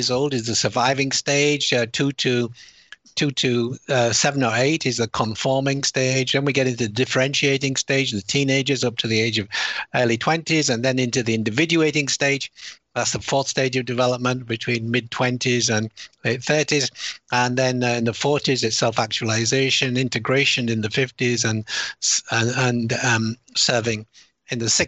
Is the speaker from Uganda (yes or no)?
no; United Kingdom; accent: British; moved away; also born or lived in United States; although I sound British and I have a British citizen, I'm also an American citizen. I lived there for 24 years